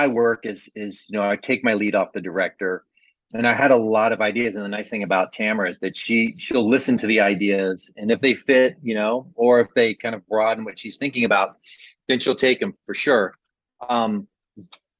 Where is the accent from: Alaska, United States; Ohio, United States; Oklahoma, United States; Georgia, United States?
Ohio, United States; I grew up in Ohio